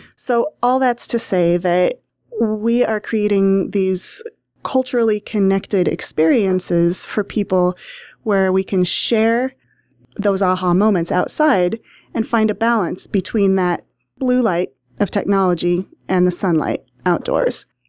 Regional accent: Hastings, Nebraska, United States; I grew up in Hastings, Nebraska, in town

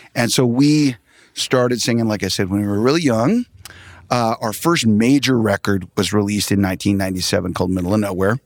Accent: Tulsa, Oklahoma, United States; I'm from Tulsa, Oklahoma

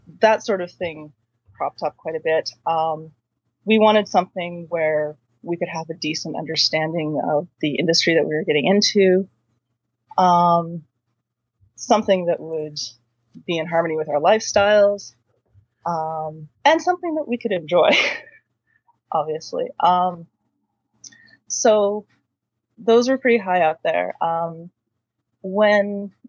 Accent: Quinte area of Ontario, Canada; now in Waterloo, Canada; I am originally from the Quinte area of Ontario, so that's sort of between Belleville and Kingston. I grew up out in the country

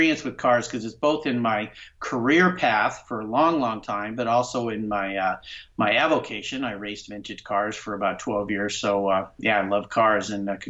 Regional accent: La Jolla, California, United States; now in Pacific Northwest, United States; I grew up in Southern California, in La Jolla, California, which is just north of San Diego.

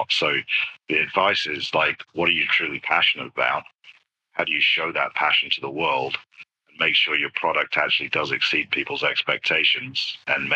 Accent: United Kingdom; moved away; being British

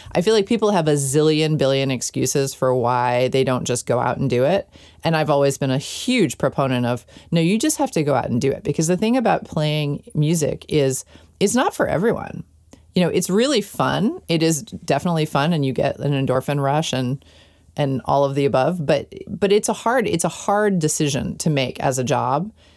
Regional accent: New York City, New York, United States; I grew up in New York City, in Manhattan, in an apartment in Manhattan.

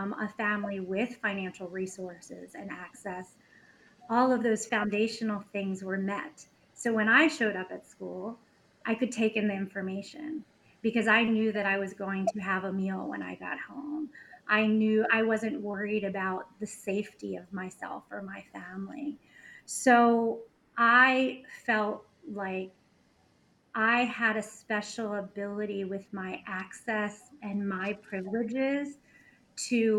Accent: Baltimore, Maryland, United States; I grew up in Baltimore City. I went to Baltimore City public schools

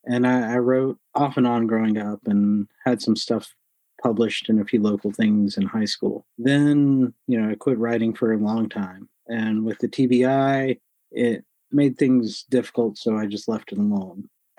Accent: Rocky Mount, North Carolina, United States; I grew up in Rocky Mount, North Carolina, which is the eastern part of the state.

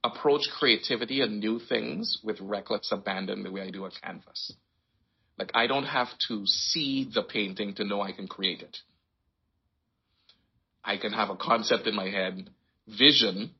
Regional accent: Trinidad & Tobago; moved away as an adult; also born or lived in Guyana / Detroit, United States / Canada; now in Toronto, Canada; I was born in Guyana, South America. I lived there until I was 9, then moved to Trinidad and Tobago and stayed there until I was 18, and then moved to Canada.

